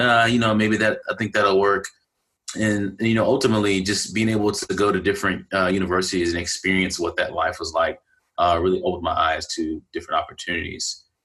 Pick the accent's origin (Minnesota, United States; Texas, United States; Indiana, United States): Texas, United States; Galveston; my hometown is Galveston, Texas, and I grew up there